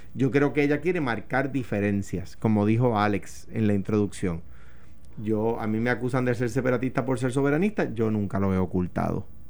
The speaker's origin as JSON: {"language": "Spanish", "town": "Coamo", "country": "Puerto Rico", "accent": "arrastro la R", "said": "Yo soy de Cuamo y vengo de, un campo de este país"}